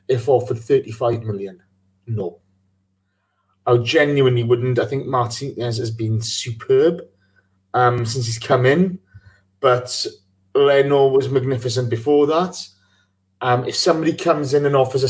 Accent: Welsh, Wales, United Kingdom; I'm Welsh

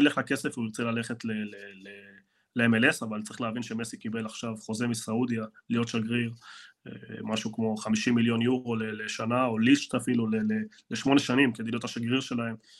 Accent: Argentina; now in Israel; אני ארגנטינאי

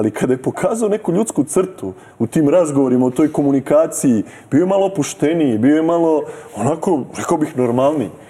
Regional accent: Serbia; Mi smo Srbi demokratski narod

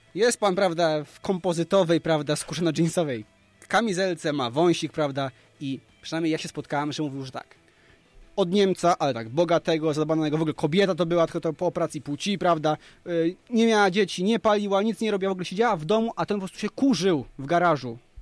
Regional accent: Krasnystaw, Lublin Voivodeship, Poland; ja sam jestem z małego miasteczka Krasnystaw

